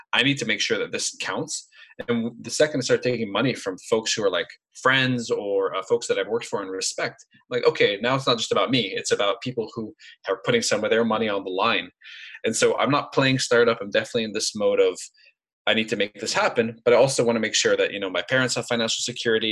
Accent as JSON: {"language": "English", "country": "Lebanon", "tie": "born or raised there", "moved": "as an adult", "lives_now": "United States", "said": "I grew up in Lebanon, came to the US, and I went through college here"}